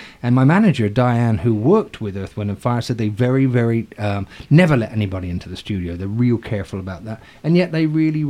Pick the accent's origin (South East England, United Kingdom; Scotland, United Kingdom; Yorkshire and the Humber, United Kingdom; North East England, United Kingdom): South East England, United Kingdom; Southampton; moved away; also born or lived in London; I'm from Southampton. It's born into me.